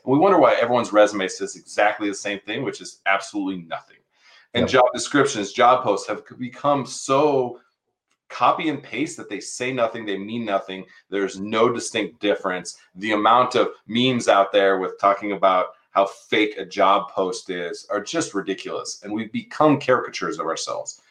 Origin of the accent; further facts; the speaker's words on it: San Diego, California, United States; moved away; I'm a San Diego kid too.